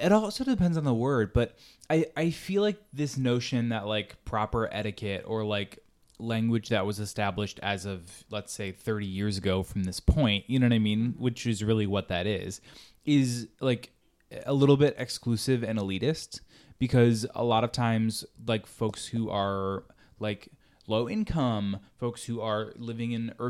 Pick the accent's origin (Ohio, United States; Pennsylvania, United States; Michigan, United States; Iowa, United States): Ohio, United States; Northeast; moved away; growing up in Northeast Ohio, I would say pop, which is regional. Mm-hmm. It's a little different, I guess, because folks all over say different things, but now I say soda.